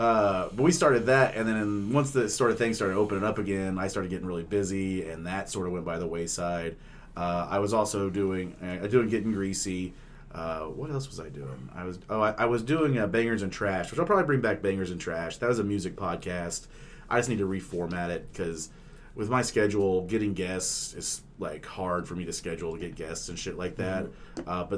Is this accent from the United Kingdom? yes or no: no; Oklahoma, United States; I grew up in Oklahoma